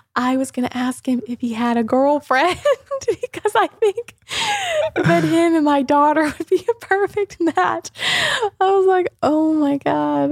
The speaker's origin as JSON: {"language": "English", "town": "Mooresville", "region": "North Carolina", "country": "United States", "tie": "born or raised there", "moved": "as an adult", "lives_now": "St. Petersburg, United States", "said": "I grew up in Mooresville."}